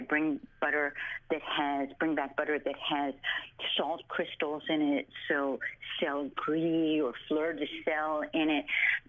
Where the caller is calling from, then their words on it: Westbrook, Connecticut, United States; I'm in Westbrook, Connecticut, which is along the shoreline of Connecticut.